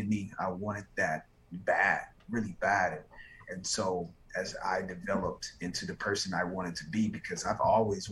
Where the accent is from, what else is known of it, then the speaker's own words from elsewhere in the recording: Greenwood, South Carolina, United States; moved away; Hometown. Greenwood, South Carolina